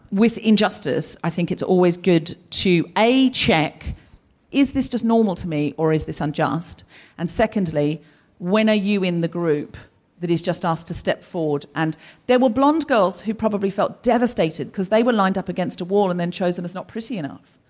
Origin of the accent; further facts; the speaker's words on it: Australia; I am also Australian